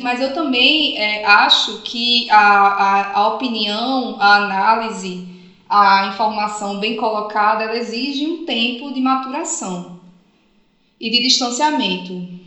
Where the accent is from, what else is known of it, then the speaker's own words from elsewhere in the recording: Northeast Region, Brazil; eu falo aqui como nordestina